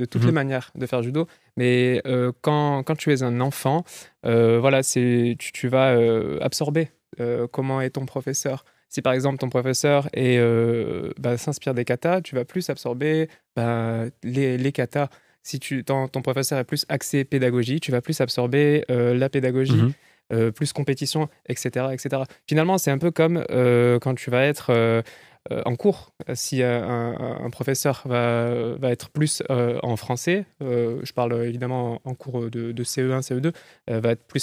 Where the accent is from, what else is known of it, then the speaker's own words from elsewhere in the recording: Avignon, Provence-Alpes-Côte d'Azur, France; on m'a proposé de reprendre un club à Avignon parce que c'est là d'où je viens.